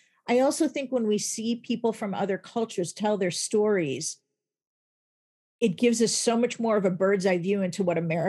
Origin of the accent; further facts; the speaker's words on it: Chicago, Illinois, United States; I was just a Jewish gal. I was bat mitzvah. I grew up in Chicago.